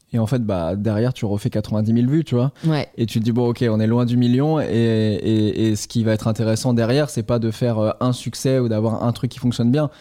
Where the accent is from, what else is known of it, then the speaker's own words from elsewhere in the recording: Caen, Normandy, France; moved away as an adult; also born or lived in Toulouse; je suis de Normandie, je suis de Caen au départ